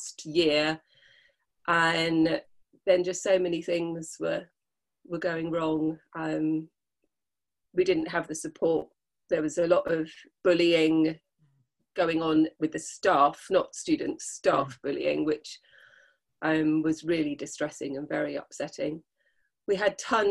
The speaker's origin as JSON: {"language": "English", "region": "London", "country": "United Kingdom", "tie": "born or raised there", "moved": "as an adult", "lives_now": "Dorset, United Kingdom", "said": "I was born in London, so I was kind of used to, being in that kind of society"}